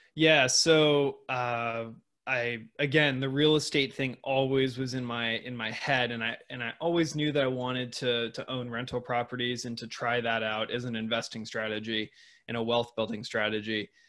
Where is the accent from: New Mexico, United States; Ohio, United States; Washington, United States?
Washington, United States; Seattle; moved away; in Seattle, Washington, where I grew up.